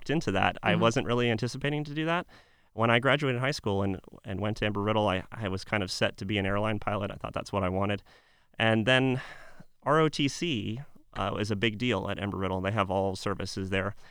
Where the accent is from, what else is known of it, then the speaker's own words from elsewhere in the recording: Pinellas County, Florida, United States; now in Hillsborough County, United States; I grew up over in Pinellas, not too far